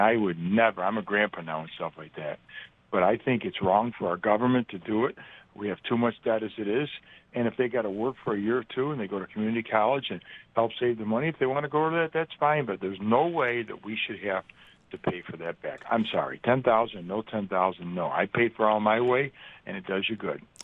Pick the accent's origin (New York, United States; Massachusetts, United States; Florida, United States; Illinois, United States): New York, United States; Rochester; moved away as an adult; now in Buffalo, United States; I grew up in Rochester. I've been in Buffalo for many, many years.